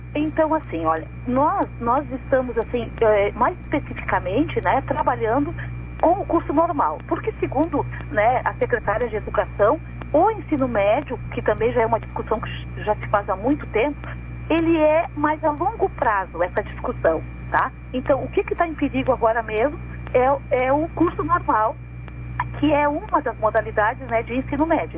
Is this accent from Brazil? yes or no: yes; Santa Vitória do Palmar, Rio Grande do Sul, Brazil; eu sou de Santa Vitória e lá em Santa Vitória também se ouve a Rádio Pelotas